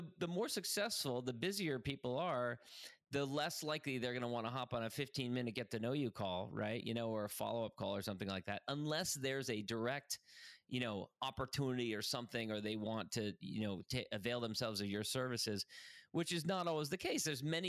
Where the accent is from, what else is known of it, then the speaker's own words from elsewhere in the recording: Ireland; And also I'm Irish, and the Irish are like kind of hardwired to like gather over a pint and exchange stories.